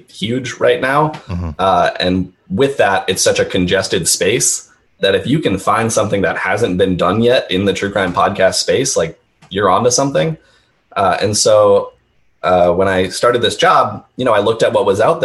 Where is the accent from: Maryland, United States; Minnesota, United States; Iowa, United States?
Minnesota, United States; moved away as an adult; also born or lived in Chicago, Illinois; now in Las Vegas, United States; I grew up in Minnesota, and then I went to college in Chicago at Loyola University Chicago, go Ramblers. And I spent about 6 years in Chicago, and then I moved out to Vegas